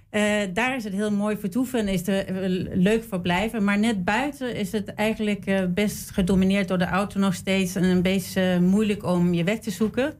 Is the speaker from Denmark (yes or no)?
yes; Denmark; moved away as an adult; also born or lived in Sweden; now in Amsterdam, Netherlands; ik ben in Zweden geboren en opgegroeid in Denemarken